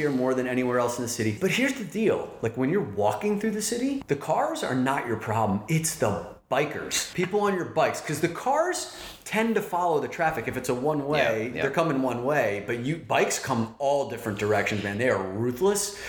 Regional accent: New Jersey, United States; moved away as an adult; now in New York City, United States; I grew up in New Jersey, that mystical land across the Hudson River

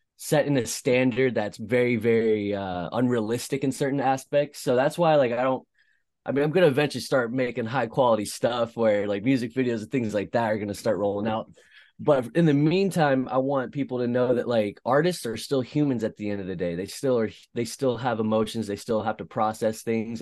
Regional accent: East Bay, California, United States; also born or lived in Concord, California; I'm from the East Bay.

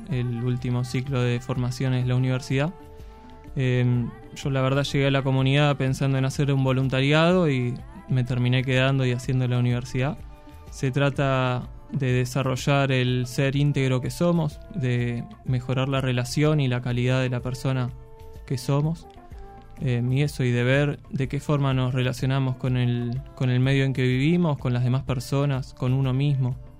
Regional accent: Mar del Plata, Buenos Aires Province, Argentina; moved away as an adult; also born or lived in Córdoba; me tocó nacer en Mar del Plata, vengo allá de la costa

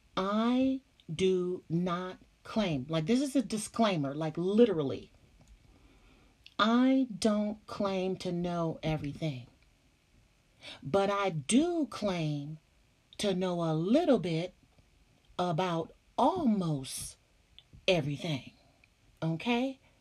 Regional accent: California, United States; I'm from Cali

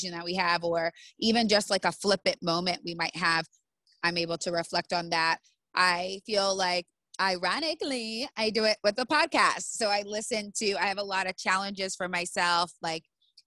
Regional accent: United States; I'm American

